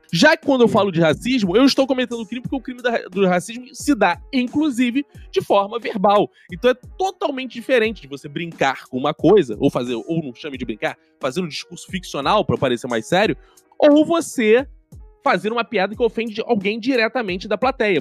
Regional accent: Rio de Janeiro, Brazil; also born or lived in Tijuca, Rio de Janeiro; Eu nasci em Quintino, moro na Tijuca

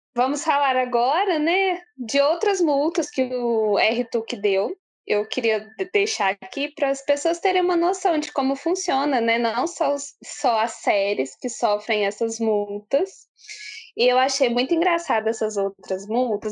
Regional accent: Brazil; como brasileira

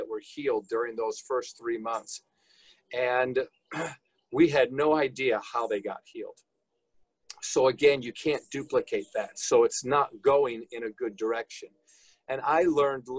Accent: Lewiston, New York, United States; born and raised near Niagara Falls, New York, actually Lewiston, which is right up there next to Lake Ontario

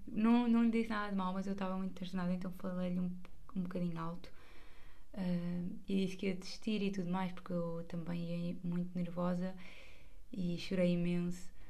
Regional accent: Margem Sul, Setúbal, Portugal; como eu não sou de Lisboa, sou da margem sul

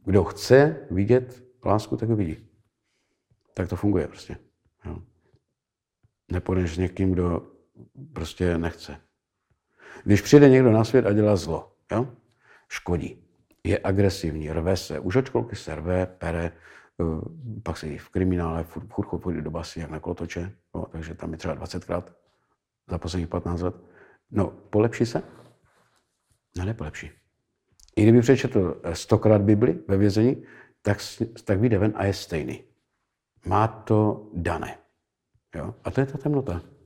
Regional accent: Moravia, Czechia; u nás na Moravě

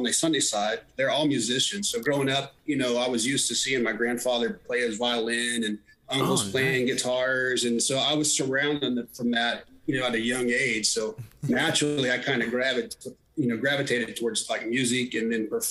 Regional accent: Oklahoma, United States; I'm from Oklahoma, born and raised here in Oklahoma

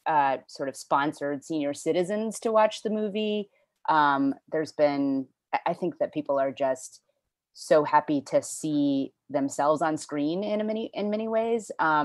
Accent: Houston, Texas, United States; moved away; I'm originally from Houston, Texas, and there's actually quite a big Chinese community there.

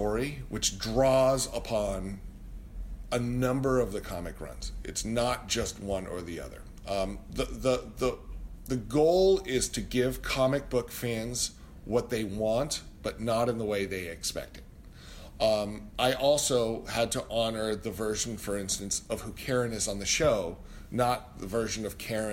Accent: Fairfax County, Northern Virginia, United States; I grew up in Northern Virginia. My dad was working either at the Pentagon or at Langley for most of my childhood, so I was a Fairfax County kid

